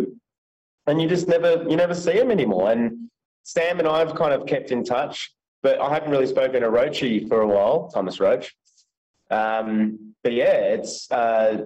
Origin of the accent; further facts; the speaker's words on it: Melbourne, Victoria, Australia; myself and …, we're actually from Melbourne.